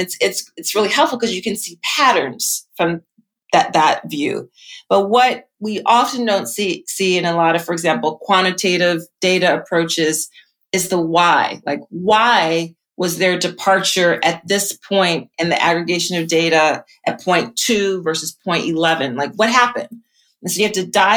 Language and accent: English; Philadelphia, Pennsylvania, United States; I grew up in Philly